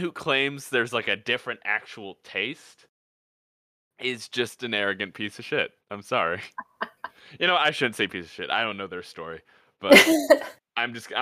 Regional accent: Midwest, United States; I'm from the Midwest

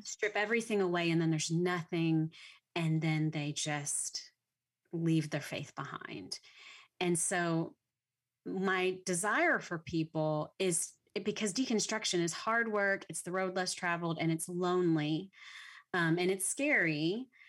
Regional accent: Louisiana, United States; now in Texas, United States; I'm from Louisiana, so I didn't even mm. grow up in Texas

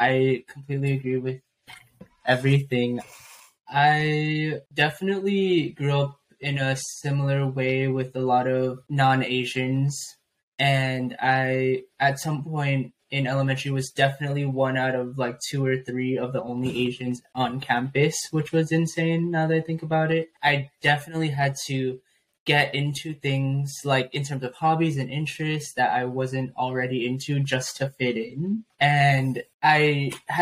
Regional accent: San Diego, California, United States; growing up in San Diego

